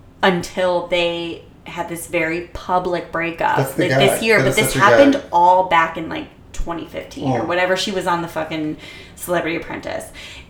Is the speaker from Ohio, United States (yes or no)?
yes; Twinsburg, Ohio, United States; in Twinsburg, Ohio, in my hometown.